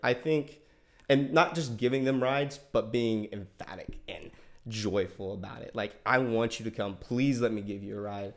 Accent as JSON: {"language": "English", "town": "Tallahassee", "region": "Florida", "country": "United States", "tie": "born or raised there", "said": "born and raised in Tallahassee"}